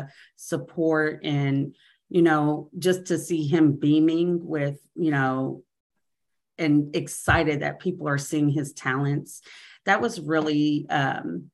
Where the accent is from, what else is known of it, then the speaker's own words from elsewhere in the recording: Kansas City, Kansas, United States; moved away as an adult; now in Kansas City, United States; we're originally from Kansas City, Kansas